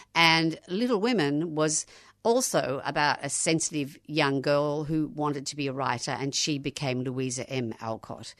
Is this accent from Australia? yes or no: yes; Australia; being Australian